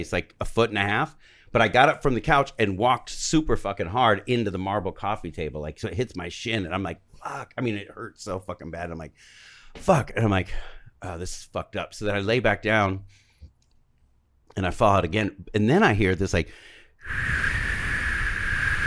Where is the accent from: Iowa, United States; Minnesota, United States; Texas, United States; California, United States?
California, United States; Covina; I'm from Covina, home of the Church of the Crystal Methodist